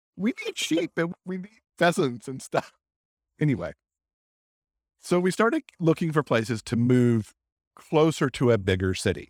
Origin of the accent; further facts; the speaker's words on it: Michigan, United States; moved away as an adult; also born or lived in New York / Northern California; now in California, United States; I'm actually from Michigan.